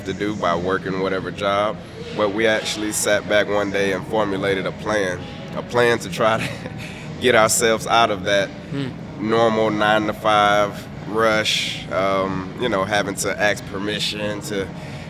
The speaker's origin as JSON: {"language": "English", "town": "Atlanta", "region": "Georgia", "country": "United States", "tie": "born or raised there", "also_born_or_lived": "Tennessee State (college)", "said": "I grew up here in Atlanta, Georgia, pretty much on the south side of Atlanta"}